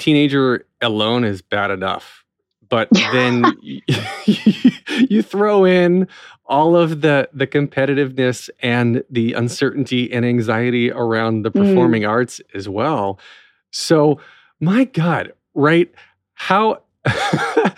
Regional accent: North Wilkesboro, North Carolina, United States; from North Wilkesboro originally

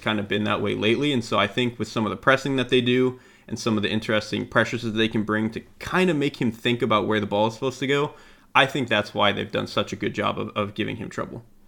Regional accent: Florida, United States; I'm from Florida.

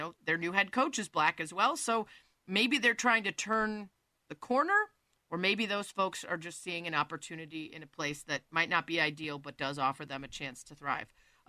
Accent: Cleveland, Ohio, United States; born there; The other options weren't great because I was born in Cleveland.

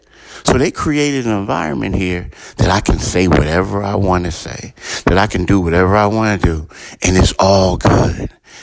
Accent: Philadelphia, Pennsylvania, United States; I grew up in Philadelphia.

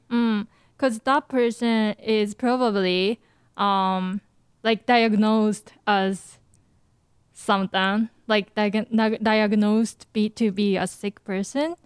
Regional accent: Japan; moved away; I grew up in Japan

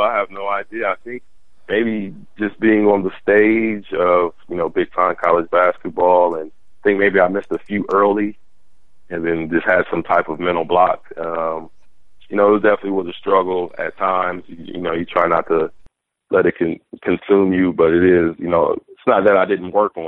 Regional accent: Columbus, Ohio, United States; also born or lived in Kansas; I grew up with here in Columbus

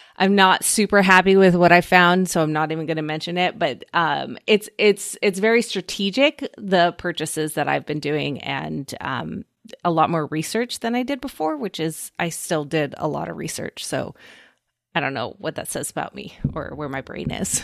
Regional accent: Oregon, United States; from my home state of Oregon

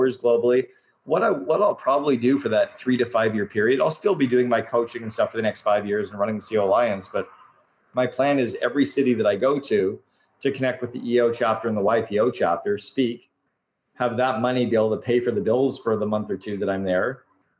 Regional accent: Canada; now in Vancouver, Canada; I'm Canadian

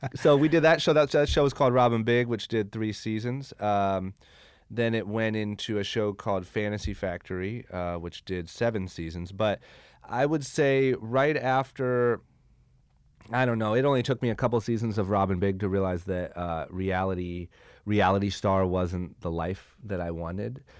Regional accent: Akron, Ohio, United States; moved away as an adult; now in Los Angeles, United States; I'm from Akron, Ohio

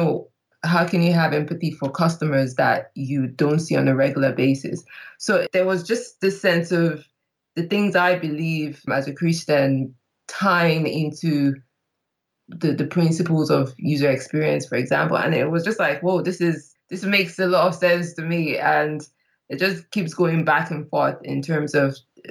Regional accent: Nigeria; moved away as an adult; now in London, United Kingdom; I am Nigerian, but based in London. I've been based out here for the past 8 years

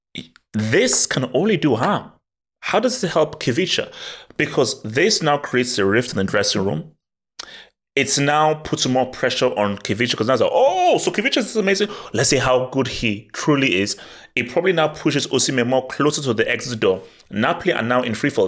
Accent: Nigeria; moved away; I was brought up in Nigeria

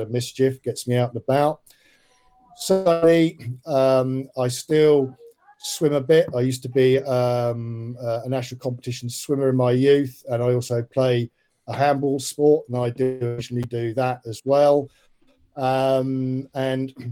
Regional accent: Portsmouth, South East England, United Kingdom; I'm a Pompey boy. I grew up in Farlington.

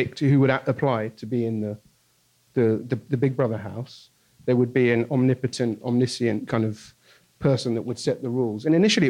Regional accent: United Kingdom; now in New York, United States; I live here now, but obviously I'm from Brexit land

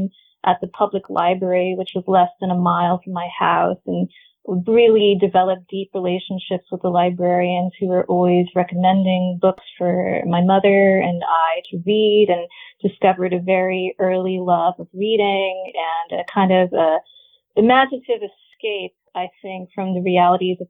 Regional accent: Riverside, California, United States; now in Seattle, United States; I grew up in a small city in Southern California called Riverside, specifically a even smaller town called High Grove

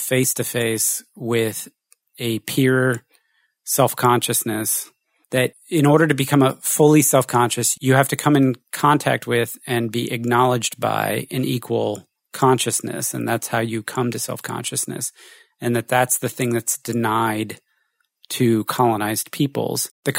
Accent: United States; You're French, I'm American, born in the war, you're female, you're male, whatever.

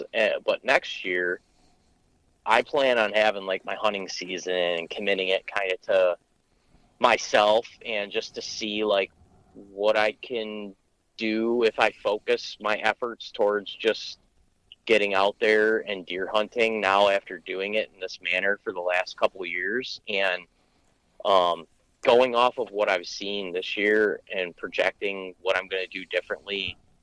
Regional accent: Michigan, United States; my home state of Michigan

